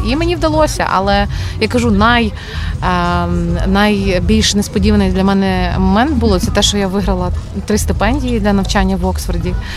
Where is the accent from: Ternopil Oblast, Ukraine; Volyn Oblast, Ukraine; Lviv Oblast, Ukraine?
Ternopil Oblast, Ukraine; Ternopil; moved away as an adult; also born or lived in Kyiv / Oxford; в тому самому Тернополі, так звідки я родом